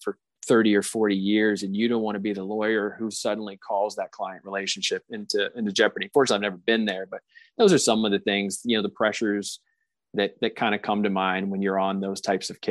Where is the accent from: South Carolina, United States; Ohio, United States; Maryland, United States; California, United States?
South Carolina, United States; moved away; I'm from South Carolina originally